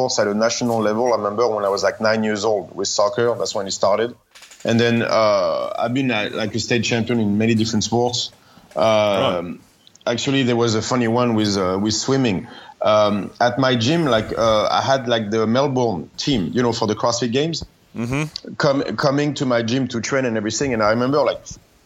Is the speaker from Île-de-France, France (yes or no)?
yes; Paris, Île-de-France, France; moved away; I come from Paris